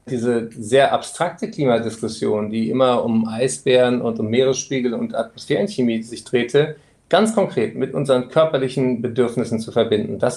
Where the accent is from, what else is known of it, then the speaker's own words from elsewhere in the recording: Frankfurt, Hesse, Germany; born there; moved away; Ich bin zwar in Frankfurt geboren, aber dann schon sehr lange weggezogen und deswegen wäre ich gerne auch nach Frankfurt zu meinem ersten Heimatsender, dem Hessischen Rundfunk, gekommen.